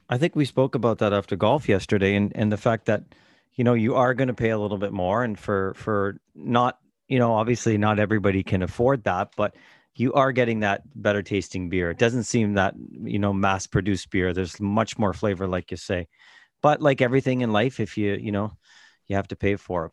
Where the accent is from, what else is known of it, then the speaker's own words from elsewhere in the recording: Toronto, Ontario, Canada; in the seventies and eighties growing up in Toronto